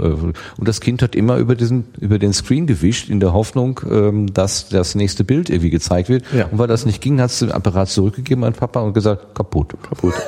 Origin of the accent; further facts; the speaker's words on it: Germany; wir sind Deutscher